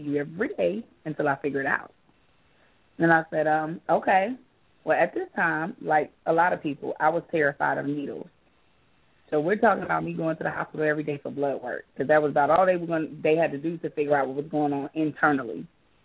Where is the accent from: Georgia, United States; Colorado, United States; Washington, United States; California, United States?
Georgia, United States; also born or lived in New York; I've been in Georgia most of my life since I was a little girl